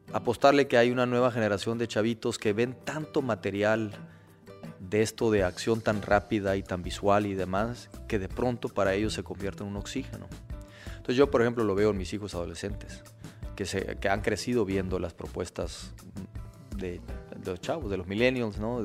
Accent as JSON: {"language": "Spanish", "country": "Mexico", "said": "como buen mexicano"}